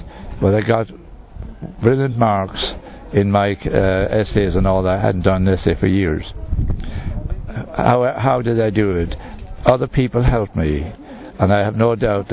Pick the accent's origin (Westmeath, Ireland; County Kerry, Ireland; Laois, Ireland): Westmeath, Ireland; Moate; I'm originally from Moat in County Westmeath in Southern Ireland.